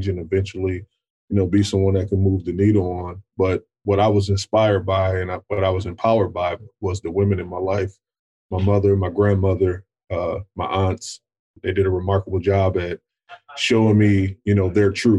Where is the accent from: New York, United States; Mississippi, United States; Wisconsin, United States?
Wisconsin, United States; Racine; I come from Racine, Wisconsin